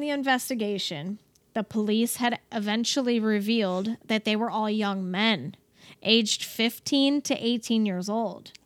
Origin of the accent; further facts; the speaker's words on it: Cleveland, Ohio, United States; moved away as an adult; also born or lived in Toledo, Ohio; now in Texas, United States; I am from Cleveland, Ohio, originally. That's where I was born and raised.